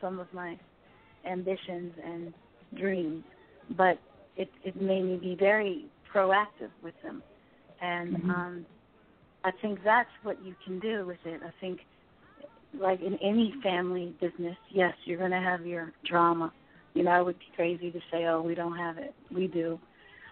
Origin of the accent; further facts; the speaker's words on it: Philadelphia, Pennsylvania, United States; I'm originally from Philly